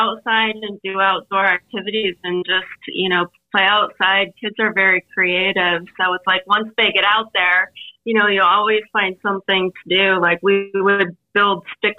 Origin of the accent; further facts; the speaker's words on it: Northeast Pennsylvania, United States; I grew up born and raised in Northeast Pennsylvania